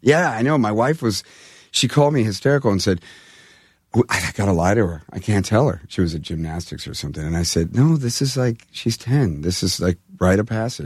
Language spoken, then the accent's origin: English; California, United States; I'm from California